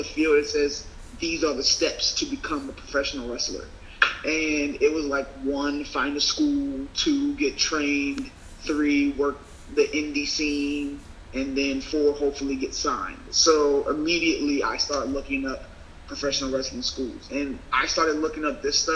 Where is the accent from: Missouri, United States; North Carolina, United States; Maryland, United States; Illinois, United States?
Maryland, United States; I'm from Maryland